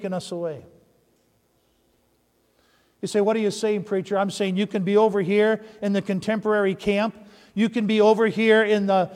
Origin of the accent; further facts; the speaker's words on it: Upper Peninsula of Michigan, United States; I grew up in the Upper Peninsula of Michigan